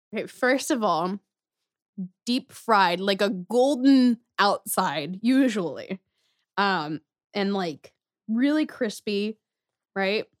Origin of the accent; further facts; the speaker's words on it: Gladstone, Missouri, United States; also born or lived in Kansas City; We moved to First Gladstone, Missouri when I was in second grade